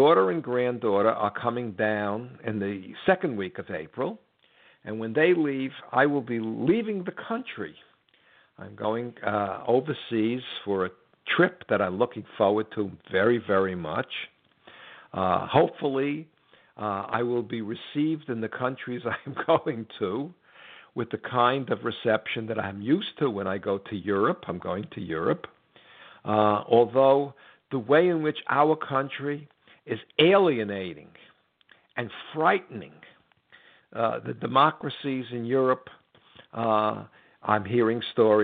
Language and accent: English; United States; I'm an American